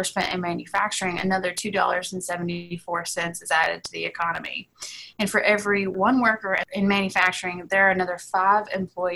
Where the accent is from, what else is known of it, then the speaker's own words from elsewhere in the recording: Gate City, Virginia, United States; I grew up in Southwest Virginia, specifically in Gate City, Virginia, in Scott County